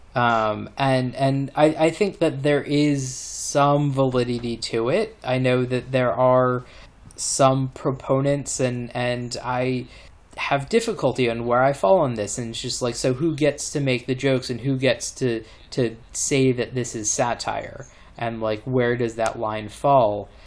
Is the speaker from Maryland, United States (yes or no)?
yes; Maryland, United States; moved away; people that I grew up with in Maryland